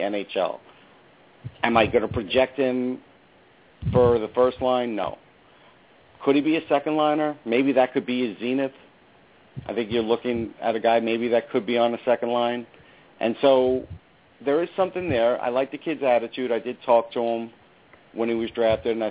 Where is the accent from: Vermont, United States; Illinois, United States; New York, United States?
New York, United States; North Massapequa; I'm from North Massapequa